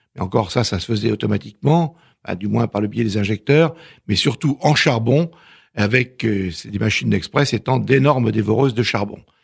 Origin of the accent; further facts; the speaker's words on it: Normandy, France; je suis normand